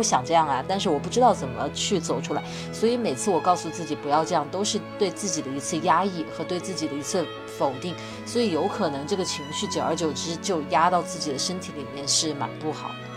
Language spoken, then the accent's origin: Chinese; Wuhan, Hubei, China; 我在武汉长大